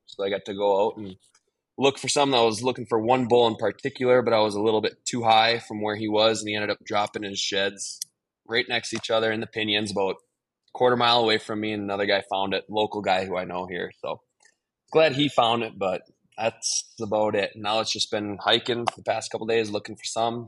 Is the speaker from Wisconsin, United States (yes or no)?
yes; Green Bay, Wisconsin, United States; growing up in Green Bay